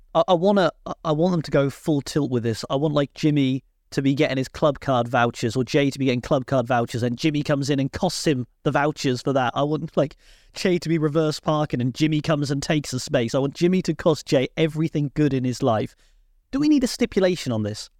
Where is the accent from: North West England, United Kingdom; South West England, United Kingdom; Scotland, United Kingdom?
South West England, United Kingdom; Cornwall; as a Cornishman